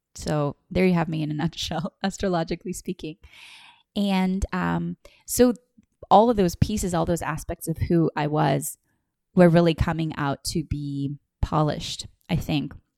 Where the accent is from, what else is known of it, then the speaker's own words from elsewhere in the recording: Puerto Rico; moved away as an adult; also born or lived in Los Angeles; I was born in Puerto Rico, um, in nineteen eighty